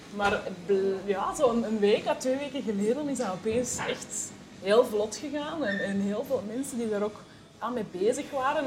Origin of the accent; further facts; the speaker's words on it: Kontich, Flanders, Belgium; moved away as an adult; now in Antwerp, Belgium; geboren eh, in Pontig.